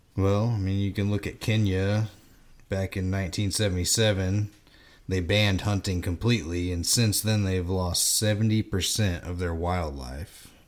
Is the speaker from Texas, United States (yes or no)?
yes; Texas, United States; now in Indiana, United States; living in Texas growing up